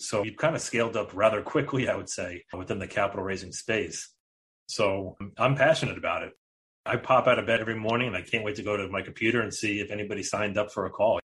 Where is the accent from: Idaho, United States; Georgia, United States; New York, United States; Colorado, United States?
New York, United States; We are both from New York